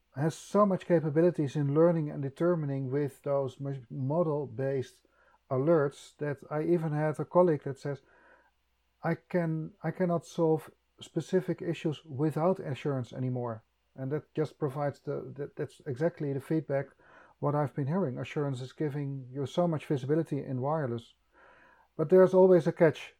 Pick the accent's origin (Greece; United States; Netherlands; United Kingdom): Netherlands; I'm from Holland